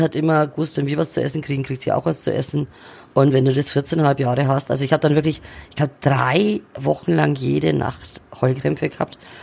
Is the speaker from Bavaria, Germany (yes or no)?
yes; Neumarkt in der Oberpfalz, Bavaria, Germany; now in Fürth, Germany; die Oberpfalz meine Heimat ist, weil ich da aufgewachsen bin.